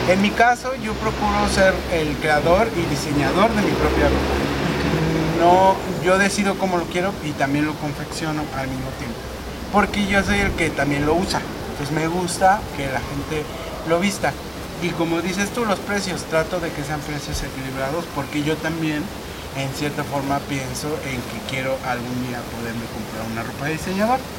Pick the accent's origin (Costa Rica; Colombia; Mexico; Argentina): Mexico; Nosotros como mexicanos debemos de apoyarnos y comprar nuestros productos porque realmente México es grande.